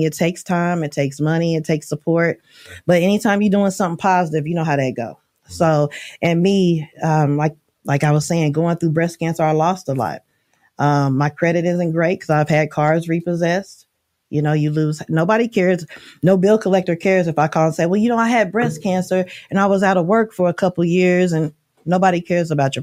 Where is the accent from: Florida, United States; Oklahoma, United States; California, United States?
Oklahoma, United States; moved away; I'm from Oklahoma